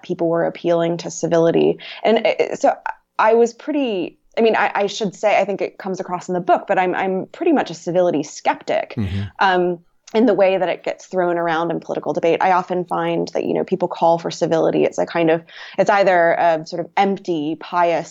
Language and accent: English; North Carolina, United States; moved away as an adult; I'm from North Carolina